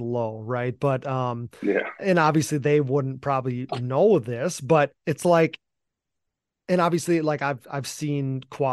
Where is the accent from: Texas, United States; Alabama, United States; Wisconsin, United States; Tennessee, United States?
Wisconsin, United States; I'm from Wisconsin, you know, in the Midwest here